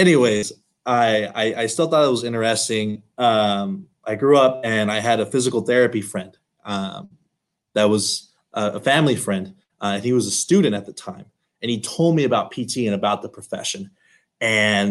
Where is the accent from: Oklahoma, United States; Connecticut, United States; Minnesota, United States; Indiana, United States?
Oklahoma, United States; Altus; Born and raised in Altus, Oklahoma, small little town